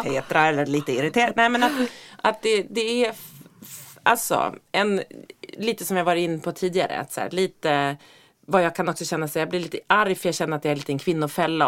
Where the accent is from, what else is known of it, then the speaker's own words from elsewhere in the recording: Norrland, Sweden; Jag är ju uppväxt i Norrland